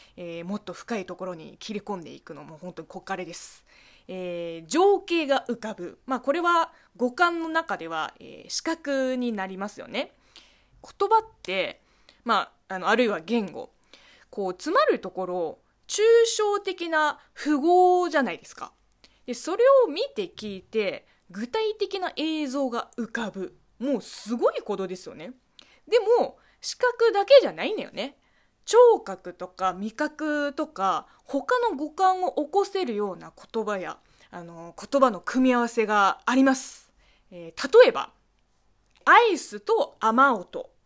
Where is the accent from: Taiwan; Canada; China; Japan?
China; 中国生まれ中国育ちの私